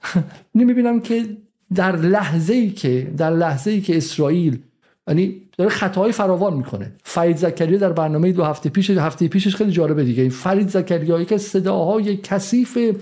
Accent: Iran; moved away as an adult; also born or lived in England; now in United Kingdom; من به عنوان یک حالا شهروندی که تو انگلیس 23 سال زندگی میکنم ولی از سمتی هم به عنوان یک ایرانی

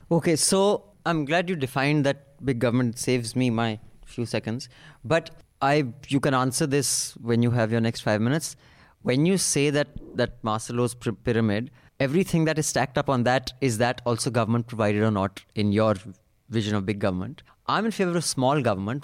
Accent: India; we're both Indian

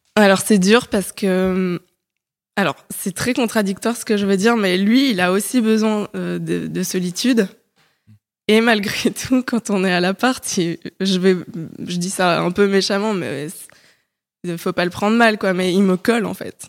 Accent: Paris, Île-de-France, France; moved away as an adult; also born or lived in French provinces; Je suis une Parisienne de 29 ans. Euh, récemment reparisienne plutôt, parce que j'ai grandi à Paris, mais je suis partie euh, un petit moment vivre en province

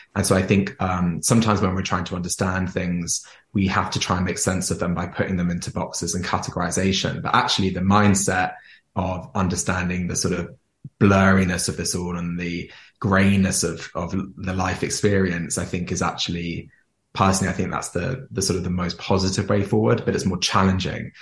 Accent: Jersey; I grew up in Jersey. So Jersey is a small island near France

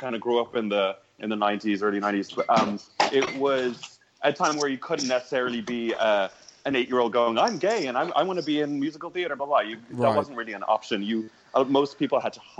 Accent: Dublin, Leinster, Ireland; moved away as an adult; also born or lived in New York; I'm from Dublin. I'm from Ballantyre.

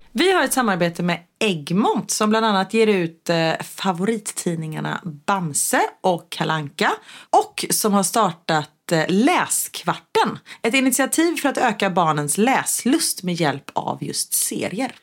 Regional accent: Gothenburg, Västra Götaland, Sweden

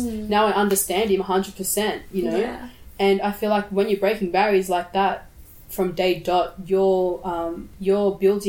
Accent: Sydney, New South Wales, Australia; also born or lived in Brisbane; I come from the Birriggubba and Wanneroo tribe. I was born here in Brisbane, but I was later on raised in Sydney.

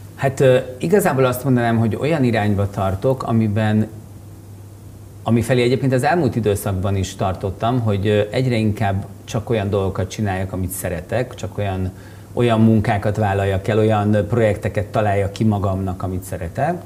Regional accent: Budapest, Hungary; itt Óbudán nőttem föl. Óbudai panel gyerek vagyok.

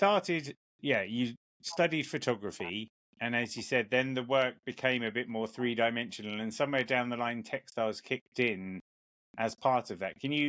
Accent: England, United Kingdom; I'm obviously an Englishman

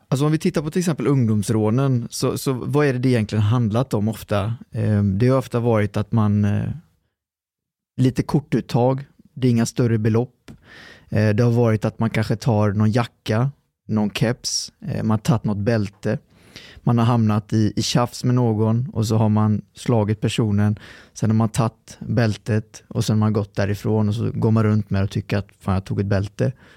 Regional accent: Lidköping, Västra Götaland, Sweden; also born or lived in Trollhättan / Lextorp; så när vi var fyra så flyttade de till eh, Lidköping

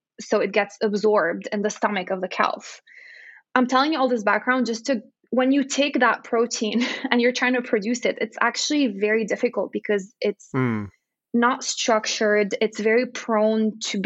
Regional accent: Lebanon; moved away as an adult; also born or lived in Texas / California; now in United States; I grew up in Lebanon

